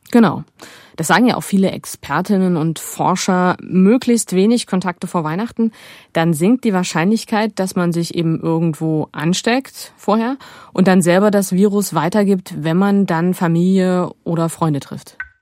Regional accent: Aue, Saxony, Germany; Ich komme ja aus Aue im Erzgebirge

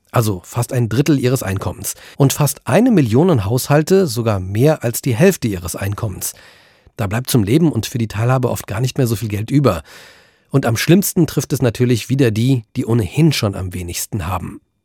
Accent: Germany; hier bei uns in Deutschland

